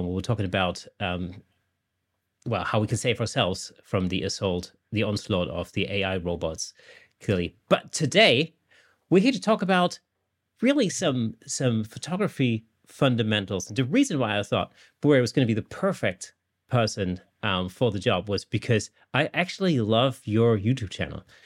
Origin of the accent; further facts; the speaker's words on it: Germany; now in England, United Kingdom; I live in England, but I'm not British at all. I'm actually German